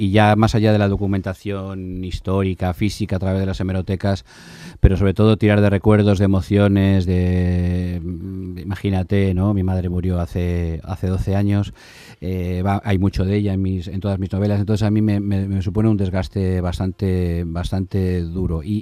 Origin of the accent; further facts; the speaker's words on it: Basque Country, Spain; Evidentemente soy un vasco, hijo de zamoranos, que he vivido en toda España, que tengo una hija muy sevillana, eh, aunque haya nacido